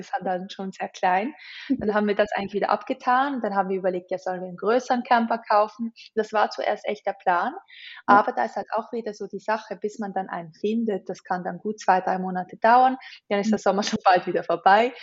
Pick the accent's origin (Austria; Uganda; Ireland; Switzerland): Switzerland; wir sind Schweizer